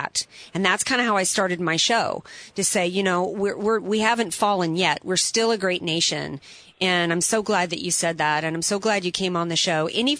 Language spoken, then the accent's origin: English; New Orleans, Louisiana, United States; I'm from the New Orleans area